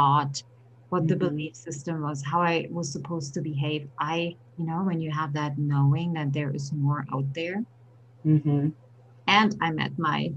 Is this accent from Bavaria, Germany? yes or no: no; Berlin, Germany; now in United States; Born and raised in Berlin, Germany.